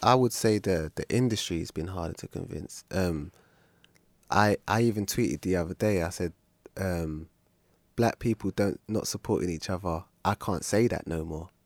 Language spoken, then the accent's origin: English; London, United Kingdom; I'm born and raised in South